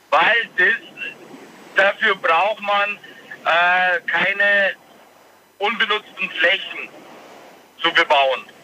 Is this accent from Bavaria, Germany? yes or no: yes; Bavaria, Germany